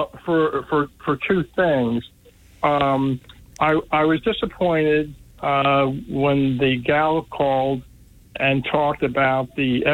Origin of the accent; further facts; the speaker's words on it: Philadelphia, Pennsylvania, United States; living in South City, Philadelphia, to go to good Catholic school